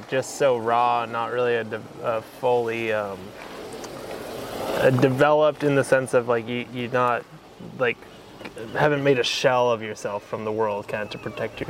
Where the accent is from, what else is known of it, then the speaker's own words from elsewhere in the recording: San Diego, California, United States; now in Santa Cruz, United States; I'm from San Diego